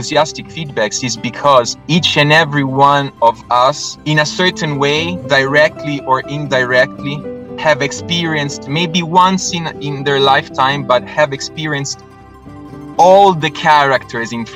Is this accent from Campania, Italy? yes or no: no; Rome, Lazio, Italy; I was born and raised in Rome